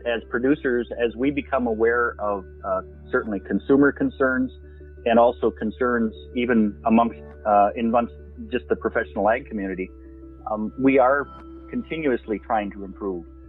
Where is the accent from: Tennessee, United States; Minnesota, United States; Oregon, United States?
Minnesota, United States; I'm from Minnesota